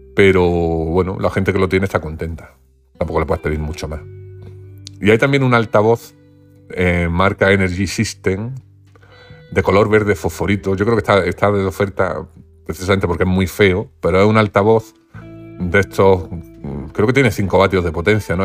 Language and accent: Spanish; Granada, Andalusia, Spain; yo soy de Granada